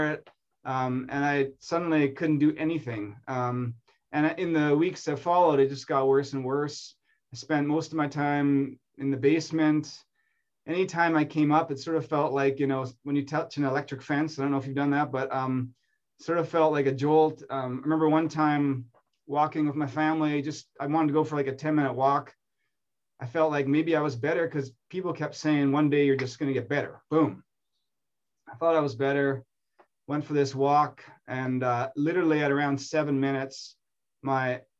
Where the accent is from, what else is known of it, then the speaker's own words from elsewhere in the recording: Manitoba, Canada; moved away as an adult; now in Toronto, Canada; I grew up in Manitoba and I went to school there, and I came out here in my 20s to go to U of T